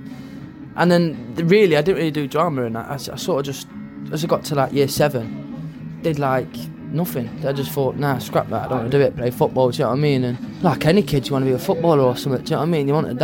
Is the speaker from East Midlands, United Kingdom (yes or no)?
yes; Derby, East Midlands, United Kingdom; I was born in Allington. Lived on Bentley Street till I was like 5 or 6, I think, 7-ish. Moved to Wimbush, and then yeah, man, went to Shelton Junior School. Went on from Shelton to Chelliston.